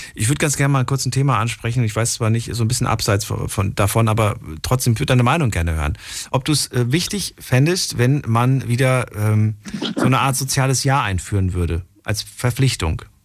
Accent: the East, eastern Germany, Germany; Ich komme auch aus dem Osten.

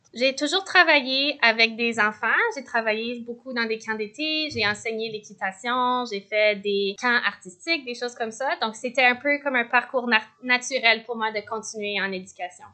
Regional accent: Ottawa, Ontario, Canada; moved away as an adult; now in Victoria, Canada; J'ai grandi à Ottawa

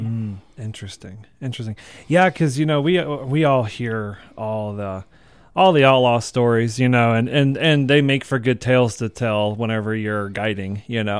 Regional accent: North Carolina, United States; now in Moab, United States; being from North Carolina

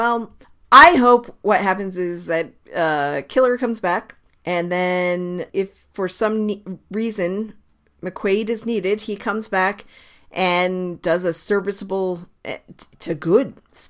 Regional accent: Portsmouth, Rhode Island, United States; I was raised down in Portsmouth.

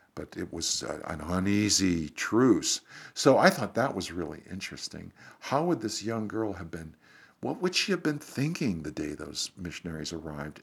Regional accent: Ohio, United States; I'm from the Midwest, grew up in Ohio

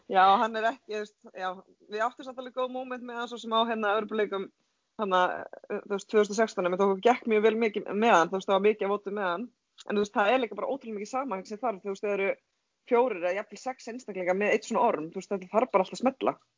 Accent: Hvammstangi, Northwestern Region, Iceland; Ég er ekki söðkrækingur, ég er frá Pámstanga

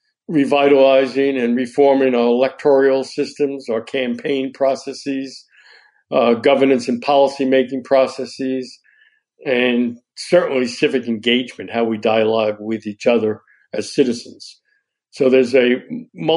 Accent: Pennsylvania, United States; I'm a businessman from Pennsylvania

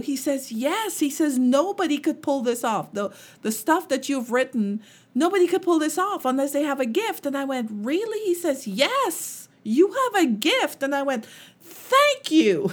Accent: Guyana; moved away; when I was growing up and, um, we lived in Guyana. I'm, I'm from Guyana

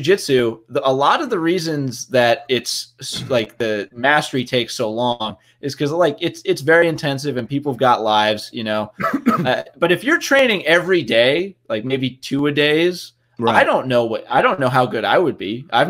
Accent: New Jersey, United States; I'm also from Jersey. My whole family is from Jersey originally.

